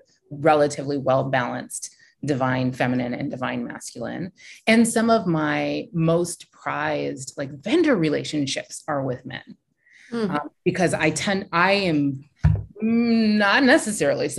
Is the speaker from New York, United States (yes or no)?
no; Silicon Valley, California, United States; I'm from Silicon Valley